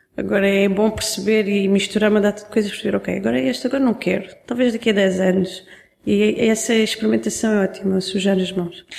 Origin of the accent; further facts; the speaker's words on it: Algarve, Portugal; eu cresci no Algarve